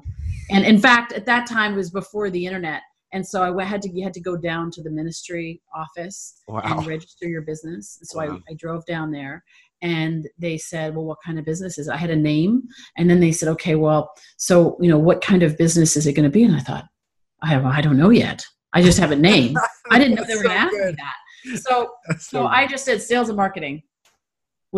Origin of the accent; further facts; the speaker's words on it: Toronto, Ontario, Canada; also born or lived in California; now in San Diego, United States; I'm from Toronto. And I live in San Diego now.